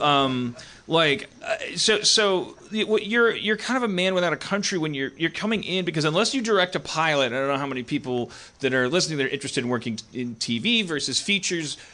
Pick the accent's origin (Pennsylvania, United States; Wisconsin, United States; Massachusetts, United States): Wisconsin, United States; Milwaukee; now in Los Angeles, United States; I grew up in Milwaukee